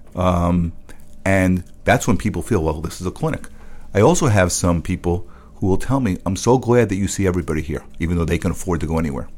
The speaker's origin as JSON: {"language": "English", "town": "New York City", "region": "New York", "country": "United States", "tie": "born or raised there", "said": "I grew up in the Bronx"}